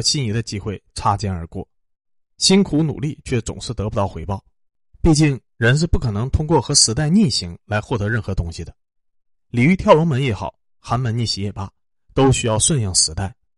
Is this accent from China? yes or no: yes; China; 我们国人